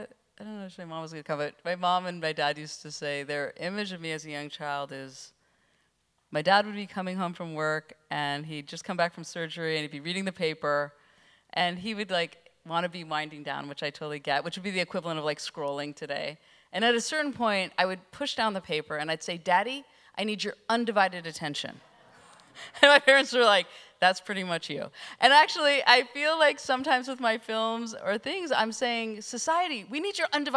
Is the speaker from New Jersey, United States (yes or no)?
no; California, United States; I mean, I was from Northern California with a personal computer